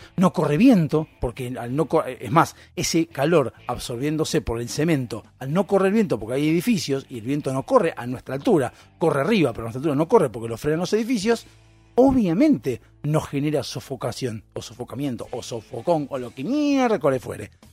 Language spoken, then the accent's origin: Spanish; Argentina